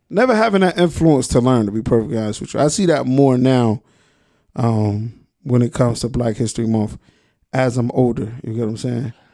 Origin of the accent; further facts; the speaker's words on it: Trenton, New Jersey, United States; I'm from Trenton.